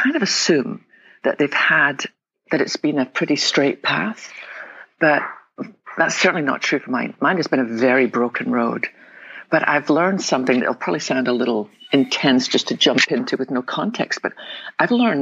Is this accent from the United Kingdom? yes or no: yes; west coast of Scotland, United Kingdom; now in Texas, United States; I was born in the west coast of Scotland. Probably tell my accent.